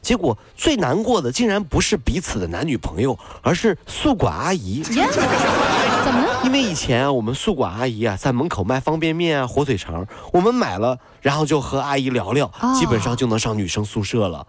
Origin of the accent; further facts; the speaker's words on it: Hangzhou, Zhejiang, China; 咱们杭州人已经学，学，学得很，套，套路都知道了